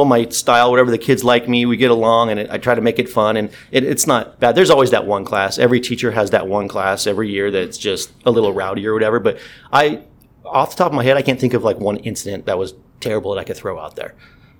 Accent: Lake Elsinore, California, United States; I grew up in Elsinore, like I said. So I graduated from Elsinore High School.

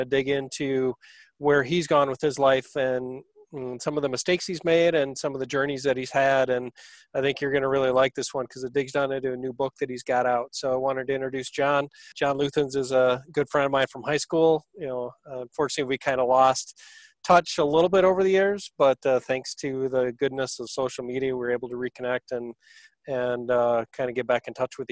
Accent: Barron County, Wisconsin, United States; born or raised there

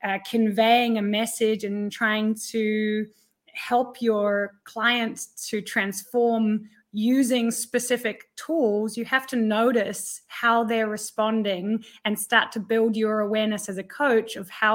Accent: Thailand; also born or lived in 12 countries; I was born in Thailand and raised as an expat kid, and I've been living in 12 countries and I speak 5 different languages.

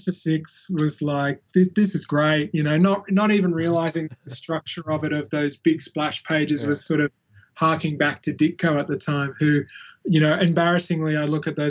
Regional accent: Central Coast, New South Wales, Australia; I'd moved away from the Gold Coast and was growing up on the Central Coast, New South Wales

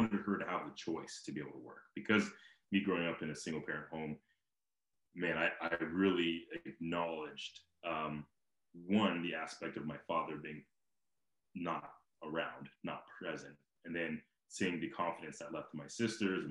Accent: Simi Valley, California, United States; moved away; I grew up in Simi Valley, and around that area

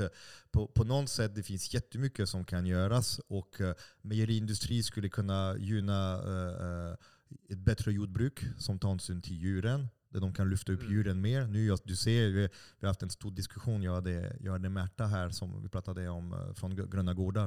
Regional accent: France; now in Stockholm, Sweden; jag är fransman också.

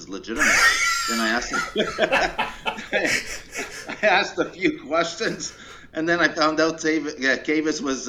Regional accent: Montreal, Quebec, Canada; moved away as an adult; also born or lived in Schefferville, Quebec / Pickering, Ontario; You know, I grew up in Montreal. I was born in northern Quebec in a mining town called Schefferville

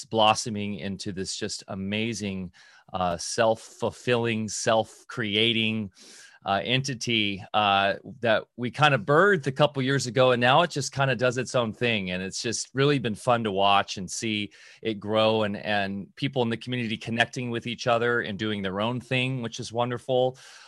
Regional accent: Orange County, California, United States; also born or lived in Redondo Beach; That's where I grew up, in Orange County.

